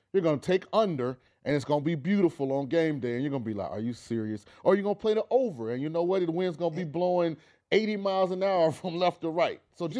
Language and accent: English; Florida, United States; I'm from Florida.